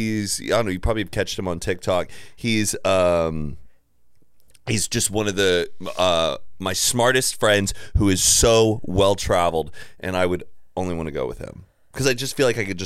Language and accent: English; Dallas, Texas, United States